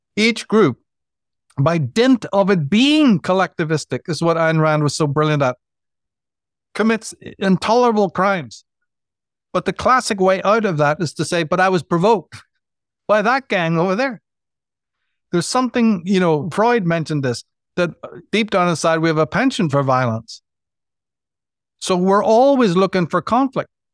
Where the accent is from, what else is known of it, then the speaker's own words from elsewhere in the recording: Northern Ireland, United Kingdom; growing up in Northern Ireland